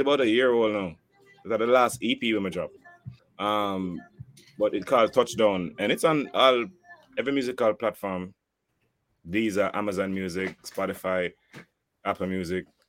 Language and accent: English; Jamaica; I'm I'm Jamaican